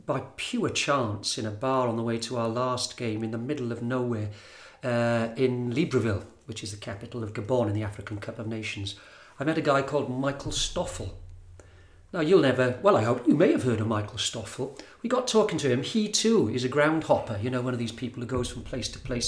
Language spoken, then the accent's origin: English; Wales, United Kingdom; we're from Wales